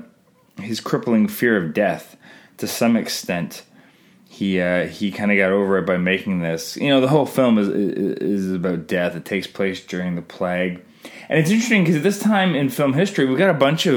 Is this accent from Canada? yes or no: yes; Canada; I'm Canadian filmmaker